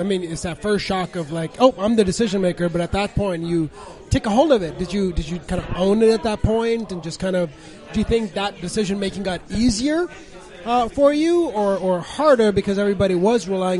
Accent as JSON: {"language": "English", "region": "Mississippi", "country": "United States", "tie": "born or raised there", "also_born_or_lived": "India", "said": "and I grew up in Mississippi"}